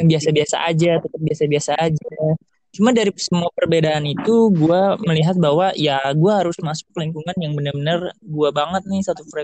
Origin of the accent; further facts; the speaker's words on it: Bekasi, West Java, Indonesia; gue juga kan dari Bekasi Tambun kan lebih tepatnya